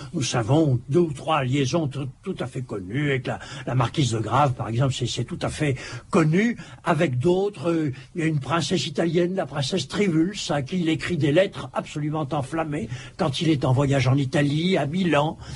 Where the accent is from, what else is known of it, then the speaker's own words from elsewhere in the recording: Bordeaux, Nouvelle-Aquitaine, France; en tant que bordelais